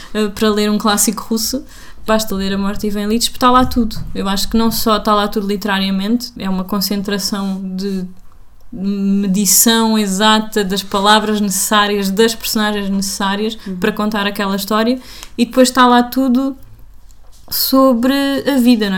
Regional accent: Portugal; sou português.

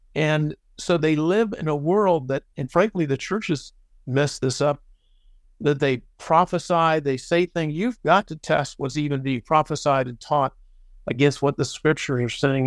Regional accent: United States; I'm an American and I love the United States

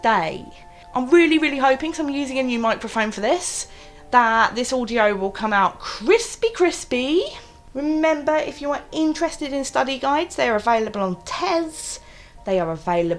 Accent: London, United Kingdom; my London identity is, like, go for a curry, isn't it awesome, we all hate the tube, you know, like, we're all just Londoners

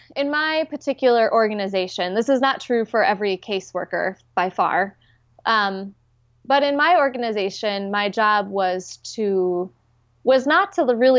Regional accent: Minnesota, United States; I'm the sixth generation to grow up at the specific congregation that I grew up in Minnesota.

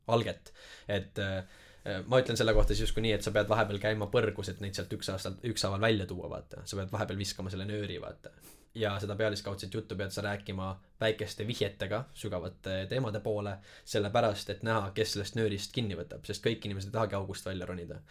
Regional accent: Tallinn, Harju County, Estonia; kasvasin üles Tallinna vangla juures seal Magasini tänaval

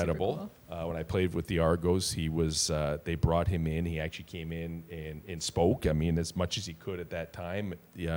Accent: Hamilton, Ontario, Canada; we're both from Stony Creek

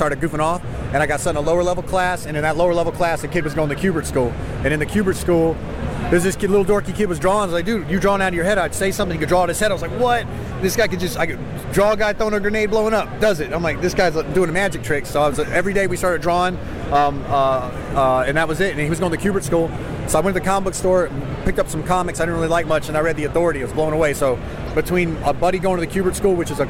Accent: Houston, Texas, United States; I'm still from Houston

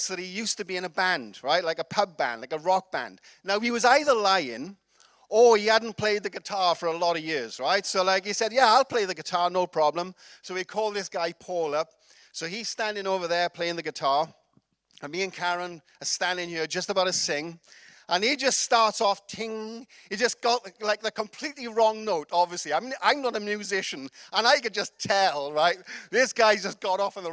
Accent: Wales, United Kingdom; I'm from Wales

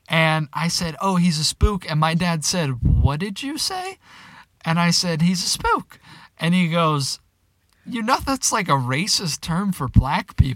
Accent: the South, United States; I grew up in the South

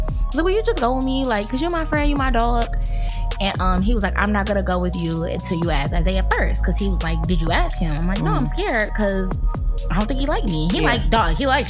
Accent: United States; we're American.

